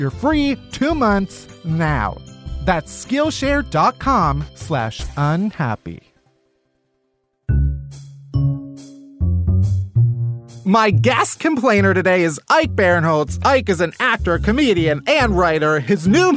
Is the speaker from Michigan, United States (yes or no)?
no; Alsip, Illinois, United States; I'm from the south suburbs of Chicago